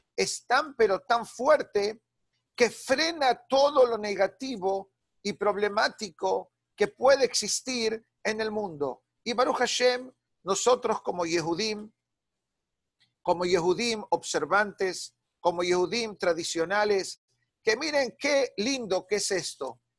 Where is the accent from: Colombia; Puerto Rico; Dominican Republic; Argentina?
Argentina; Buenos Aires; moved away; nos fuimos de Buenos Aires